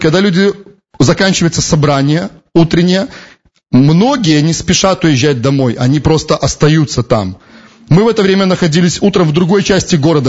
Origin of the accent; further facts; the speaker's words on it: Belarus; мы из Беларуси